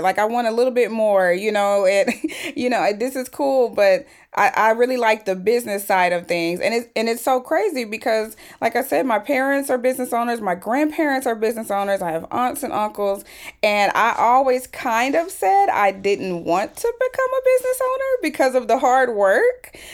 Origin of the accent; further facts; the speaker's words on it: Fort Worth, Texas, United States; I came back to my hometown of Fort Worth, Texas, That's where I'm from.